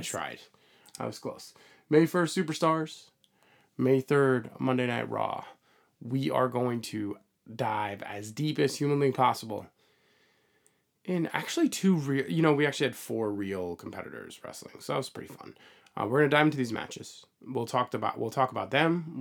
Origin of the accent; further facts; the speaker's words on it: United States; as an American crowd, we as Americans